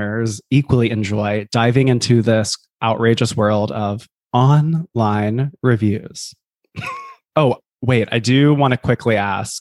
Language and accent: English; Columbia, South Carolina, United States; moved away as an adult; now in New York City, United States; I'm from Columbia, South Carolina. I live in New York City, and I've been here for almost 11 years.